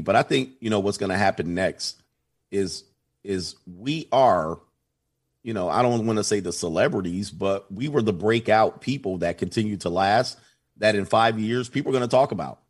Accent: Southern California, United States; I grew up in Southern California

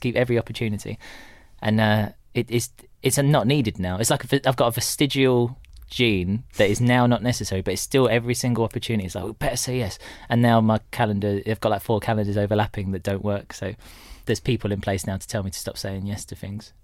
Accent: Tilbury, East of England, United Kingdom; also born or lived in Horndon on the Hill / Orsett / Stanford-le-Hope / Corringham; I spent a lot of my formative years in Tilbury, the Dock town.

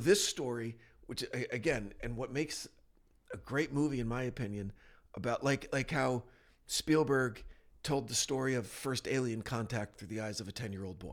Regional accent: New Jersey, United States; moved away; I'm from New Jersey.

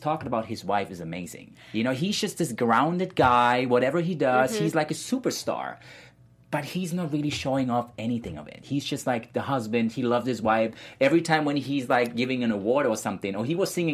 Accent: Germany; moved away; I was born in Germany.

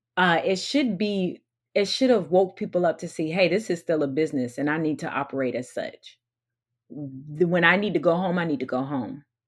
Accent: St. Petersburg, Florida, United States; also born or lived in Newark, New Jersey; I moved to Florida when my dad was called to pastor at a church in Saint Petersburg when I was five

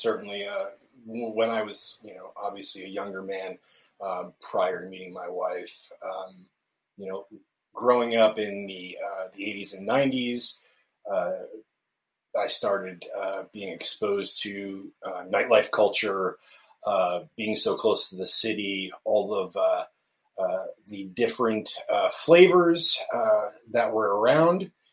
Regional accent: central New Jersey, United States; now in Kansas City, United States; I was born and raised in central New Jersey

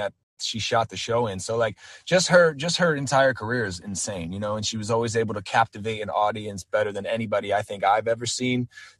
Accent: East Coast, United States; you know, I'm an East Coast guy, so like, I grew up on New York hip hop and you know, East Coast hip hop.

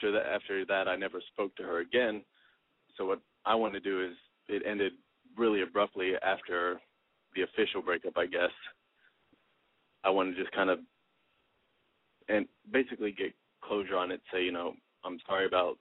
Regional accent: Dallas, Texas, United States; moved away as an adult; now in Boston, United States; I'm originally from Dallas

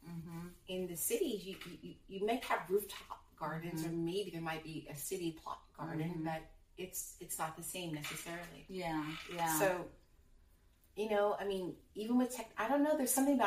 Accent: Indiana, United States; I'm from Indiana

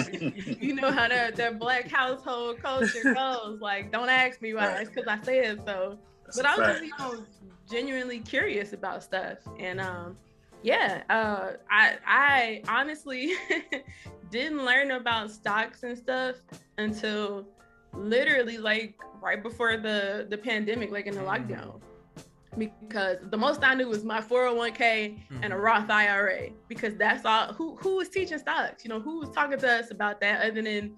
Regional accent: Chicago, Illinois, United States; I am from Chicago, South Side

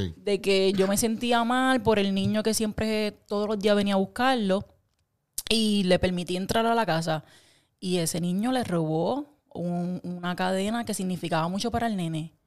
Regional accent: Puerto Rico; creciendo en Puerto Rico

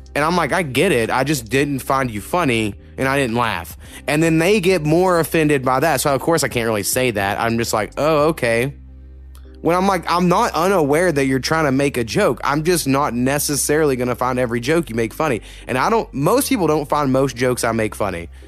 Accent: Oklahoma, United States; moved away; I grew up in a real small town, where you go Oklahoma

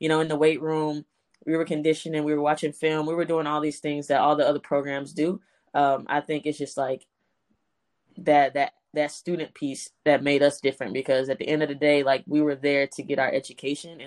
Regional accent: Memphis, Tennessee, United States; moved away as an adult; also born or lived in New York; now in Houston, United States; I'm from Memphis, Tennessee, born and raised. I've lived there all of my life

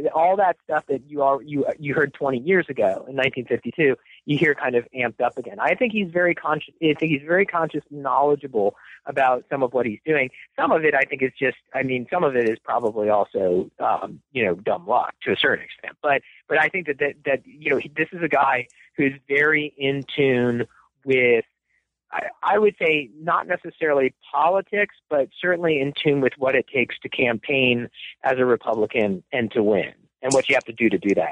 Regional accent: Washington, District of Columbia, United States; moved away as an adult; also born or lived in Rochester; I was born in the Washington, D.C. area. Uh, uh, in 1966. I um, it was an easy place for me to get engaged in politics, which I did at a pretty young age, becoming a, a young political activist in that area

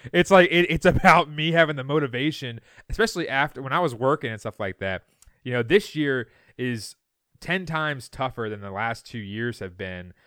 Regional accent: Loudoun County, Virginia, United States; I grew up in Loudoun County.

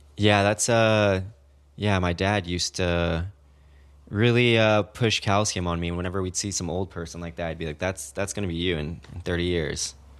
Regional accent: Kansas, United States; also born or lived in Mexico City, Mexico / Chicago; I was born in Mexico City, but I moved to Kansas, um, in third grade

